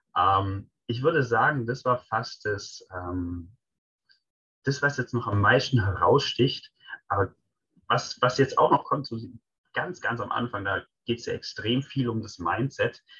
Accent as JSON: {"language": "German", "region": "Swabia", "country": "Germany", "said": "als Schwabe"}